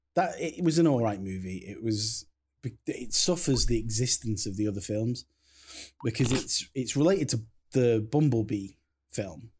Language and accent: English; Crewe, North West England, United Kingdom; I come from Crewe